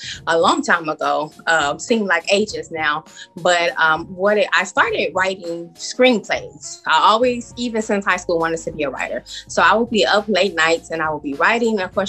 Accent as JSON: {"language": "English", "town": "Chicago", "region": "Illinois", "country": "United States", "said": "I am from Chicago, and I originated from the West Side"}